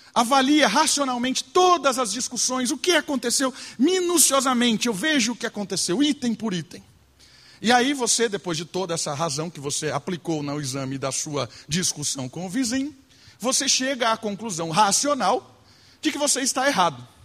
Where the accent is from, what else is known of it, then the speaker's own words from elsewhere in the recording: Brazil; Nós somos brasileiros